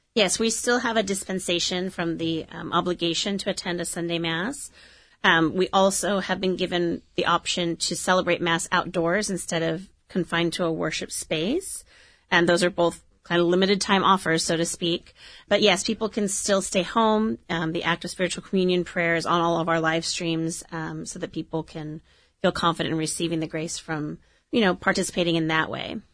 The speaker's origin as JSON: {"language": "English", "town": "Orange", "region": "California", "country": "United States", "tie": "born or raised there", "said": "I grew up in Orange, went to Holy Family, went to Orange High School"}